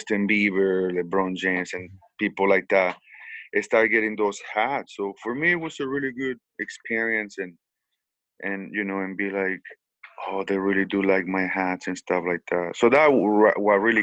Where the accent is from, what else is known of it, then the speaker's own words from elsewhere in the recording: San Francisco del Rincón, Guanajuato, Mexico; now in United States; I was raised in Mexico. I was born in Guanajuato, San Francisco del Rincón, Guanajuato.